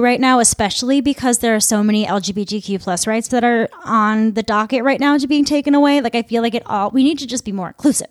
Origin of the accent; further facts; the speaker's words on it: Midwest, United States; I'm from the Midwest